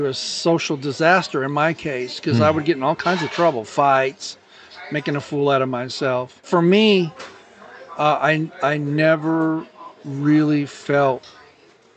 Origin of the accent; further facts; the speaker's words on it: Glendora, California, United States; moved away; also born or lived in Covina, California / Azusa, California; Most formidable years would probably be Azusa, Glendora, and then I moved away for a while.